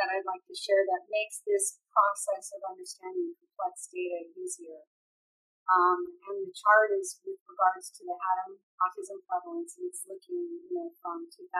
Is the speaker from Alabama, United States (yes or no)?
no; California, United States; I'm from California